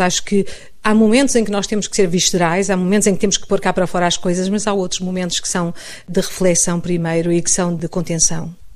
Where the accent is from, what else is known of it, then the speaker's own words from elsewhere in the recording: Portugal; moved away as an adult; now in Madrid, Spain; sou portuguesa